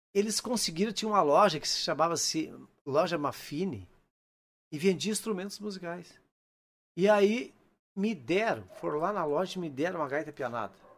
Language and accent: Portuguese; Unistalda, Rio Grande do Sul, Brazil; eu sou natural de Unistalda